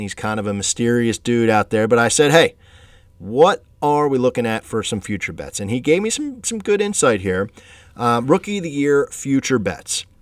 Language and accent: English; Philadelphia, Pennsylvania, United States; my hometown team, man, the Phillies